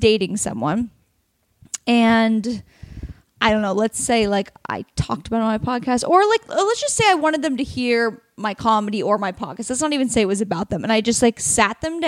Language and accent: English; Oregon, United States; my home state of Oregon